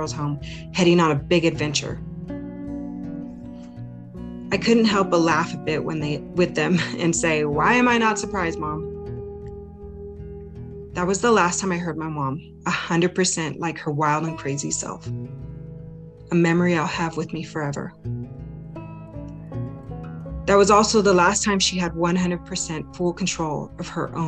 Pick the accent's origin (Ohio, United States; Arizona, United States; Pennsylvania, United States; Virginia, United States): Arizona, United States; moved away as an adult; now in Wyoming, United States; my friends and family back in my home state of Arizona.